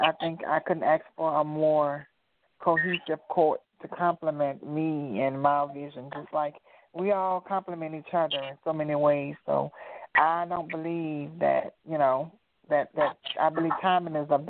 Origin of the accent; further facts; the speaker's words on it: New Orleans, Louisiana, United States; also born or lived in Memphis, Tennessee; now in Atlanta, United States; I'm originally from New Orleans, Louisiana